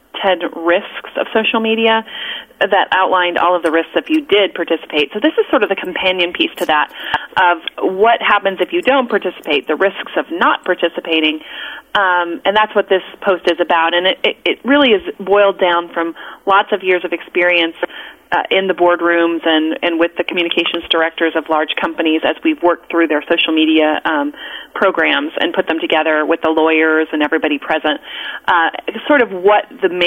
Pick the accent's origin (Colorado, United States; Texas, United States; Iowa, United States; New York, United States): Colorado, United States; I grew up in Colorado.